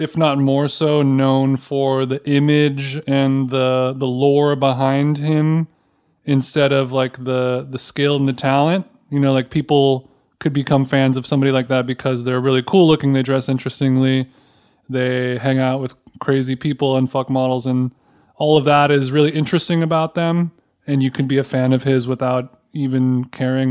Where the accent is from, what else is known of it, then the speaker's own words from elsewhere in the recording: Huntington Beach, California, United States; I'm from Huntington Beach